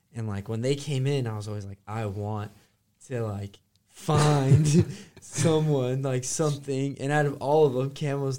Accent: California, United States; Like, I'm from California.

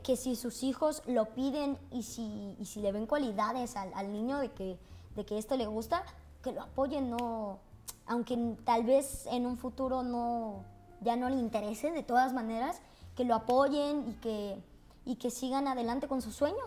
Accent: Veracruz, Mexico; yo soy de Veracruz y mi mamá en Veracruz eh, trabajaba como locutora

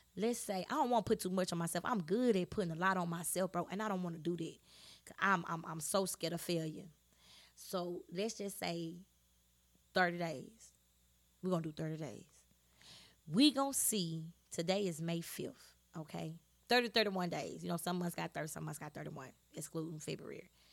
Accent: Shreveport, Louisiana, United States; I am from Shreveport, Louisiana.

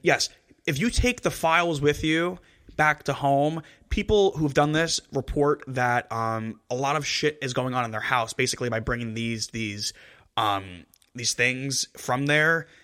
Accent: New Jersey, United States; we're from Jersey. We're from Jersey.

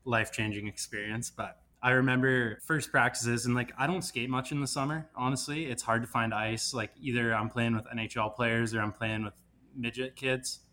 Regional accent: Kelowna, British Columbia, Canada; moved away; I'm Kelowna, born and raised

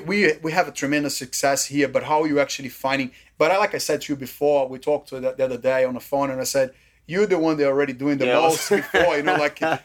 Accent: Brazil; now in Australia; This is how I was brought up in Brazil

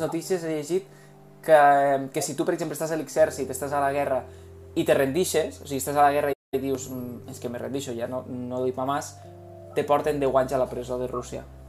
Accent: Spain; som d'Espanya

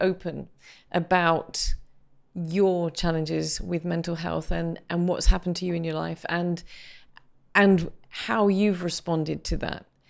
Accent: United Kingdom; as a British person

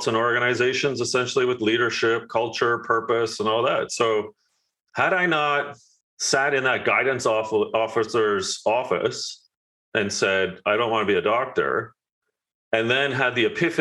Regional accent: Canada; I'm Canadian

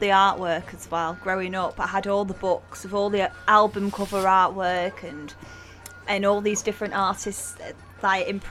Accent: Disley, North West England, United Kingdom; I'm from Disley, and the nickname is Drizzly Disley

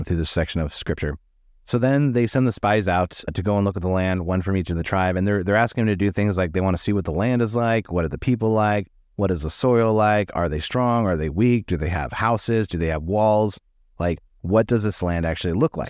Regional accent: United States; American Christians

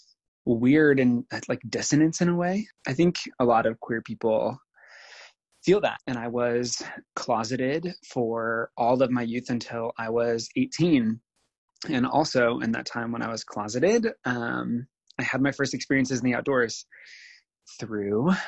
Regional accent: Nebraska, United States; I spent the next 10 years as an out gay person in rural America, like in Nebraska, living life and being the one queer person that most everyone in my hometown knew.

